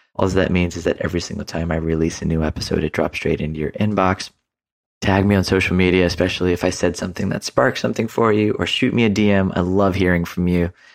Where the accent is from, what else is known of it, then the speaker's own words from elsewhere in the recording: Houston, Texas, United States; also born or lived in San Diego; now in Nosara, Costa Rica; I'm currently actually recording this episode from my hometown in Houston.